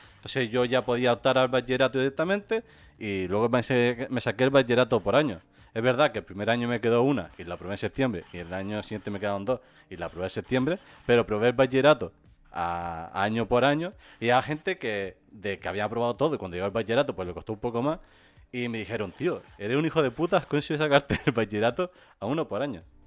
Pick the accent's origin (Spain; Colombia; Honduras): Spain; Gran Canaria, Canary Islands; Aquí en Gran Canaria